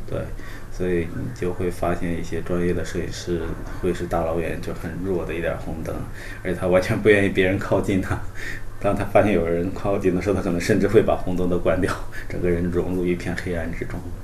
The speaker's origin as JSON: {"language": "Chinese", "region": "Hainan", "country": "China", "tie": "born or raised there", "said": "我呢，从小是在海南长大的"}